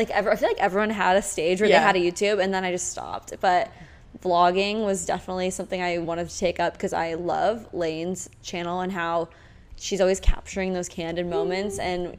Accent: Omaha, Nebraska, United States; also born or lived in New York City; now in Charleston, United States; I'm originally from Omaha, Nebraska, but have been living in New York City for a little bit over a year now.

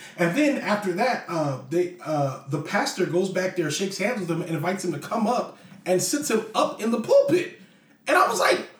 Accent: Virginia, United States; also born or lived in Germany / New Jersey / Hawaii / California; I am from here. Okay, so my parents were military, and I was born in Germany. And then from Germany, I went to New Jersey, and then Hawaii, and then California. But I got to Virginia.

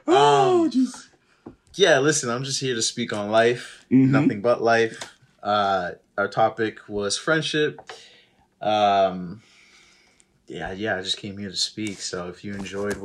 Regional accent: Worcester, Massachusetts, United States; We're from Worcester.

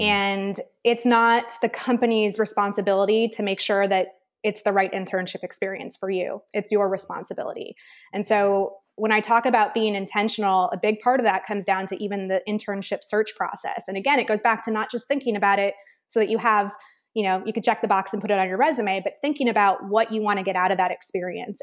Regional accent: Midwest, United States; grew up in the Midwest, Big Ten

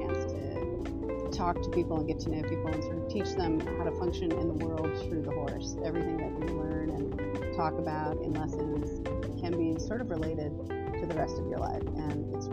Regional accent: Western Washington, United States; So I grew up in Western Washington. I was born and bred here, been here all my life

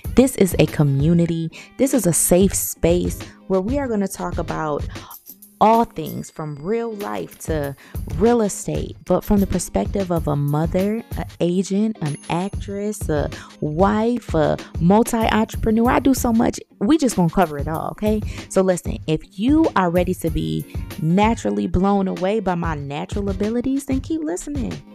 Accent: Buffalo, New York, United States; I'm from Buffalo, New York

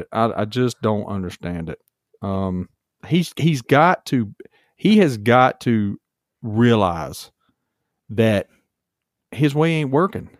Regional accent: Charlotte, North Carolina, United States; growing up in Charlotte

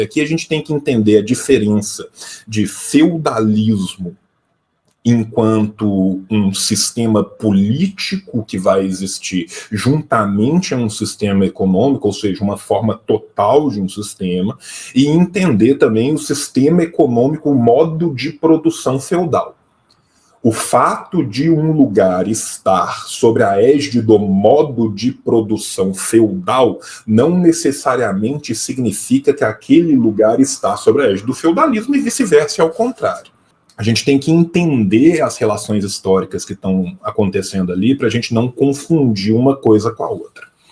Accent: a region of Minas Gerais, Brazil; Eu venho de uma região de Minas Gerais que as minhas relações de produção no interior são muito mais próximas

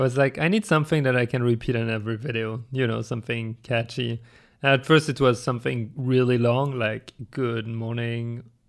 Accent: France; English is a second language; also born or lived in Germany; Yeah, I was born in France, but then I spent like 10 years in Germany growing up, from my youngest childhood until like beginning of teenagehood. And then I moved back to France

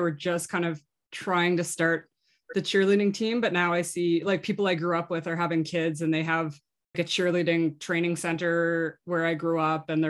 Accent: Nova Scotia, Canada; born or raised there; moved away

